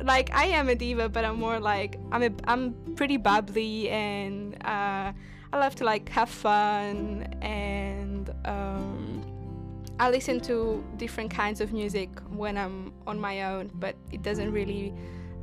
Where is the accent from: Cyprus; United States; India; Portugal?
Cyprus; now in London, United Kingdom; I'm from Cyprus, based in London at the moment.